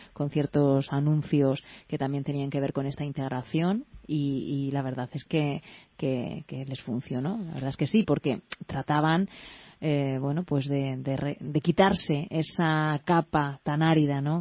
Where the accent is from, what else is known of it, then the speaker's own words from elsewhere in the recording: Valencian Community, Spain; yo soy de la comunidad valenciana y le tengo mucho cariño